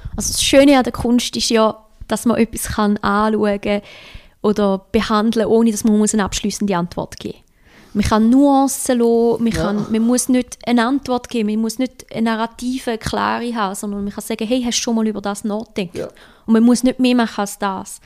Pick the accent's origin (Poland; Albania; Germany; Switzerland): Switzerland; also born or lived in Osaka, Japan; ich als Schweizer